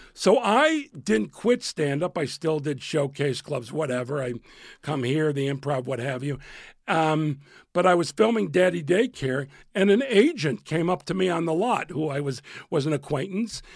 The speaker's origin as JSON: {"language": "English", "town": "Chicago", "region": "Illinois", "country": "United States", "also_born_or_lived": "New York / Los Angeles", "moved": "as an adult", "said": "I was from Chicago"}